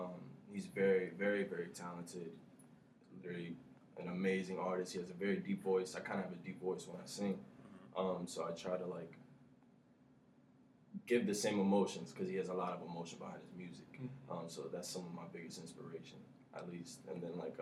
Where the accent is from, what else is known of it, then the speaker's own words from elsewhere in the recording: Lorain, Ohio, United States; I'm from Lorain, Ohio